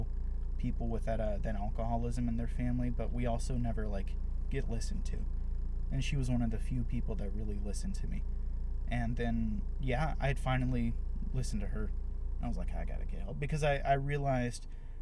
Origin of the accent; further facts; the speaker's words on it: Austin, Texas, United States; I've lived in Austin my whole life